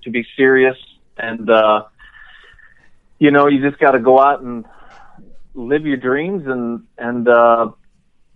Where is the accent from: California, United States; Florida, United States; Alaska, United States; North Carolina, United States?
Florida, United States; I grew up in Florida